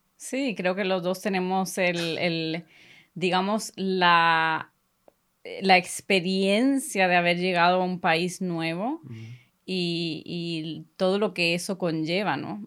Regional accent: Spain; first language Spanish; now in Sweden; soy, nací aquí en Suecia. Y cuando era muy pequeña eh, nos mudamos para España

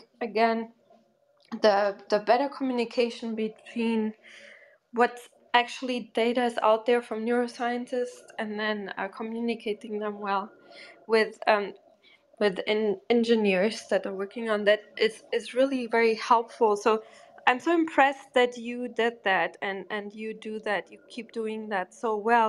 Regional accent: Germany; also born or lived in Portugal; I'm from Portugal, but I grew up in Germany

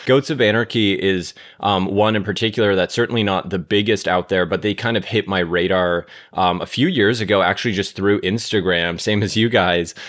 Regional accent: Toronto, Ontario, Canada; moved away as an adult; now in Los Angeles, United States; I grew up in Toronto

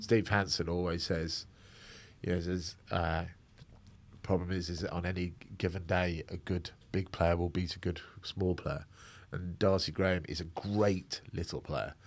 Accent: Scotland, United Kingdom; as a Scot

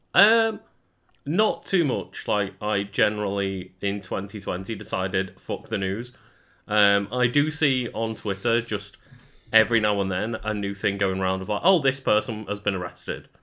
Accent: United Kingdom; we're British

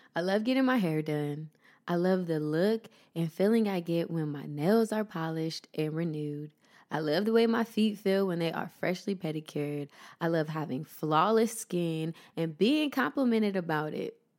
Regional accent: Columbus, Ohio, United States; moved away as an adult; now in Los Angeles, United States; my hometown, Columbus, Ohio

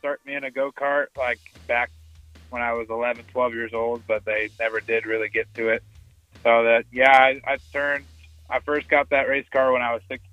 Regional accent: Bucklin, Kansas, United States; moved away as an adult; now in La Crosse, United States; I am originally from Buckland, Kansas. I just recently moved to La Crosse for college

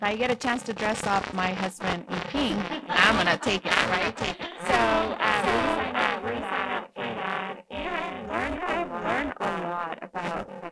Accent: Mexico; English is a second language; now in Corpus Christi, United States; I have an accent. I'm from Mexico

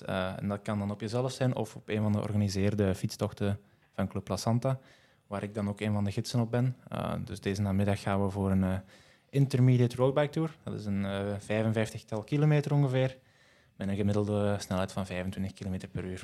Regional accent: Geel, Flanders, Belgium; ik kom uit Geel, dus tussen Antwerpen en Hasselt

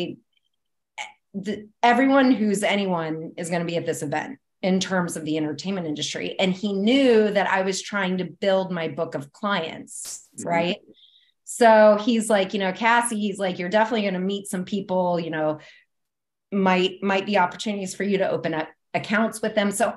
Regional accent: Atlanta, Georgia, United States; also born or lived in Ohio; now in Florida, United States; I was born in Ohio, but I moved to Atlanta when I was 10

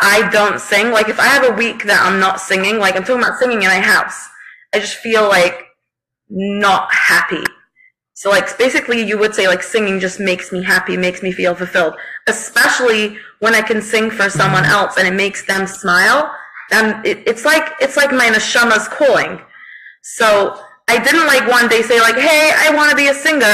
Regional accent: United Kingdom; I'm British, so we say Dobby.

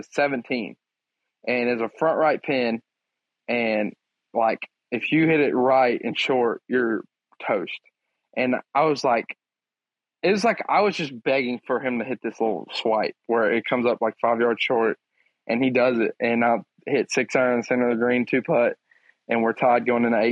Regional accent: Crockett, Texas, United States; I'm from Crockett, Texas

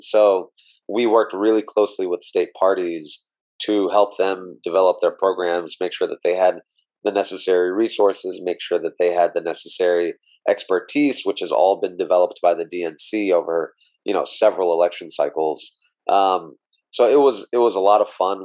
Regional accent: Meridian, Mississippi, United States; moved away as an adult; I was born in Mississippi in a small town called Meridian uh, born and raised there uh, until I went off to, to college at Stanford

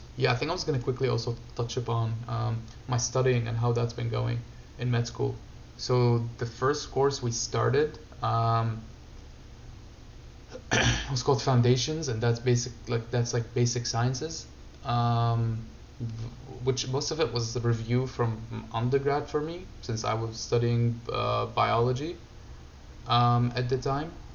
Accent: Syria; moved away; I grew up in Syria

